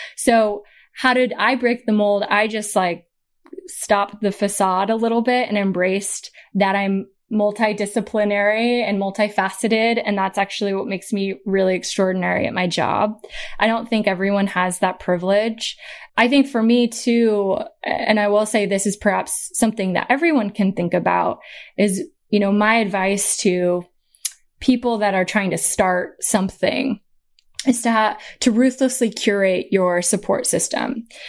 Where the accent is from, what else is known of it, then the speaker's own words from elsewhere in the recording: Portland, Oregon, United States; I'm from Portland, Oregon, so the West Coast of America. Um, we, uh, you know, my sister and I, so I'm the oldest child.